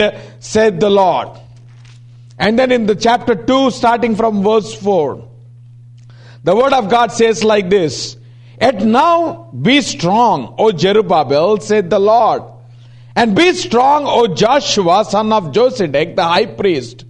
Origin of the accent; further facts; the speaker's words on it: India; we come from IST